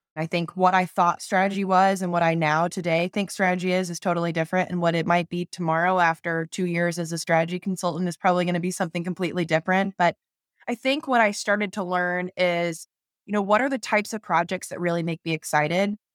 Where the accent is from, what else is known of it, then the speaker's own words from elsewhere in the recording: North Carolina, United States; I grew up in North Carolina and just love the Southeast